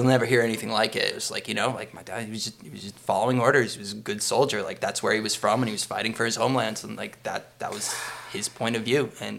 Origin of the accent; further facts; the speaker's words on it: Boston, Massachusetts, United States; I'm from Boston